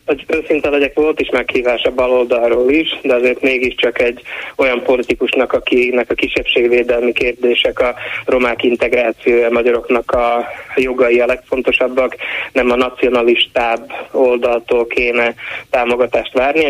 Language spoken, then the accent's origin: Hungarian; Slovakia; Én nem csak én születtem itt, hanem a szüleim, sőt a nagyszüleim és a dédszüleim is ugyanitt éltek